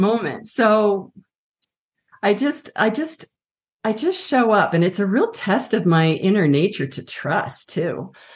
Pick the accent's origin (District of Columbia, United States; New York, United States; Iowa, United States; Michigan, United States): District of Columbia, United States; Washington; also born or lived in Colorado; now in Santa Fe, United States; I grew up on the East Coast, Washington, D C